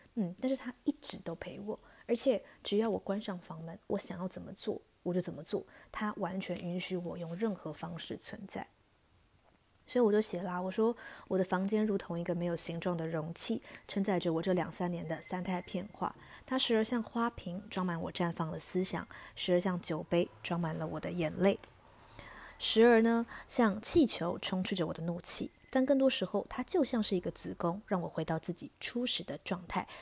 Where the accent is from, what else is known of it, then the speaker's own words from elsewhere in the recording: Taichung, Taiwan; moved away as an adult; also born or lived in Hsinchu; now in Taipei, Taiwan; 尤其对我这种北漂族，因为我是台中人嘛